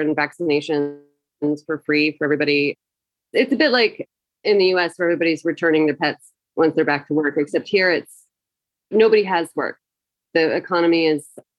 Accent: Tennessee, United States; moved away as an adult; now in Kabul, Afghanistan; I'm from Tennessee

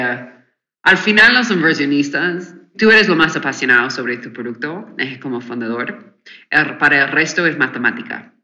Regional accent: United States; Spanish is a second language; moved away as an adult; now in Mexico; yo soy de Estados Unidos, me mudé hace wow, este cinco o seis años ahora

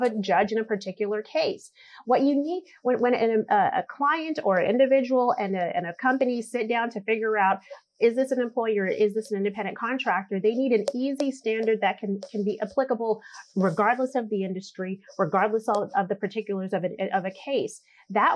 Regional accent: Boston, Massachusetts, United States; also born or lived in Caribbean; I'm an immigrant. I'm a naturalized citizen now. I came from the Caribbean, moved to Boston. In the ghetto

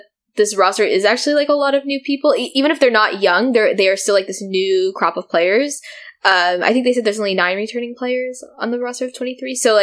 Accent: United States; as an American

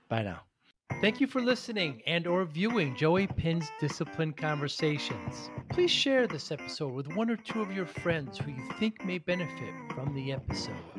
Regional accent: Northeast, United States; I'm from the Northeast

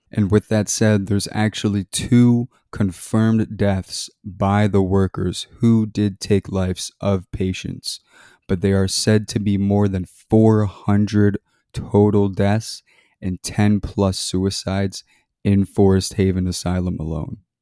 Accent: Maryland, United States; I grew up in Maryland

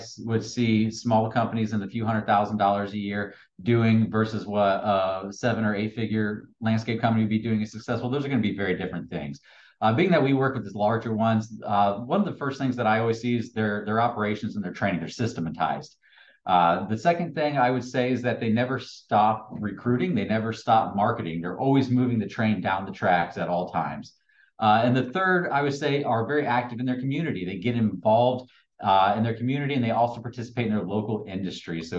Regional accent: Lafayette, Indiana, United States; moved away as an adult; also born or lived in Fort Myers, Florida; now in Tampa, United States; I'm originally from Lafayette, Indiana

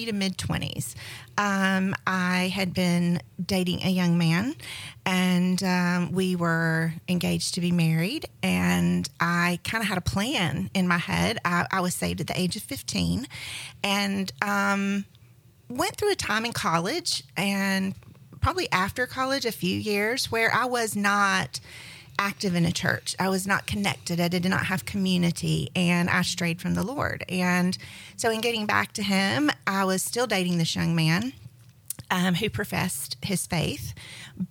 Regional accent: Middle Georgia, United States; moved away as an adult; also born or lived in Atlanta, Georgia / Winston-Salem, North Carolina; now in Emerald Coast, Florida, United States; I am from Georgia. I'm a Georgia native and was born in Middle Georgia

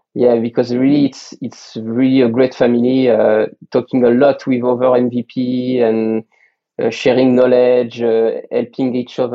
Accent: Burgundy, Bourgogne-Franche-Comté, France; English is a second language; now in Paris, France; I lived in Paris for 7 or 10 years before I grew up on Burgundy.

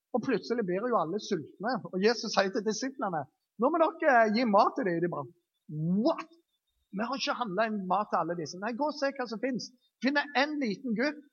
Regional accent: Jæren, Rogaland, Norway; jeg er jærbu

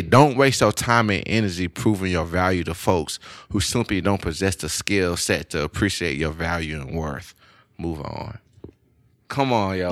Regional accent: Louisiana, United States; I'm from Louisiana. I feel like I don't have any accent, but a lot of people still say I have an accent.

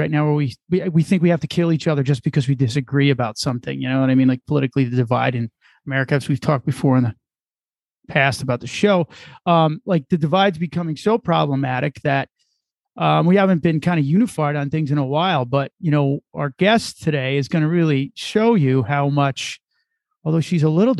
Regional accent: New Jersey, United States; moved away; also born or lived in Chicago area; where I grew up in New Jersey

